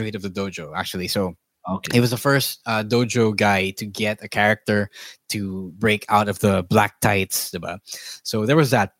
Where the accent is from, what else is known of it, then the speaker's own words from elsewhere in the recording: Philippines; As a Filipino